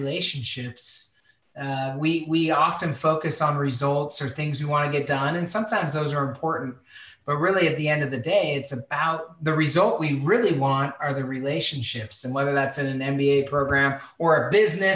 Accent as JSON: {"language": "English", "town": "Spokane", "region": "Washington", "country": "United States", "tie": "born or raised there", "said": "I grew up in Spokane, Washington"}